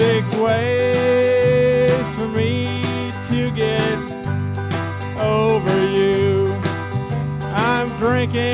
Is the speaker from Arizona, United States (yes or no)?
no; Norfolk, Virginia, United States; I'm from Norfolk, Virginia